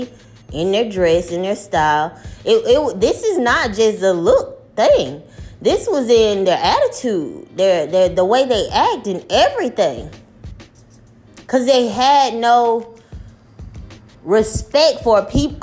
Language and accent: English; the South, United States; I've lived in the South all my life, although my family was born and raised up north in Jersey. I grew up in the South